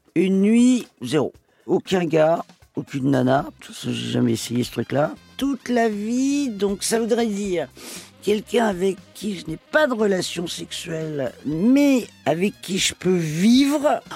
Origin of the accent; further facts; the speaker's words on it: Paris, Île-de-France, France; also born or lived in Toledo, Spain (family origin); Ma région d'origine, euh, c'est l'Espagne, même si euh, je suis parisienne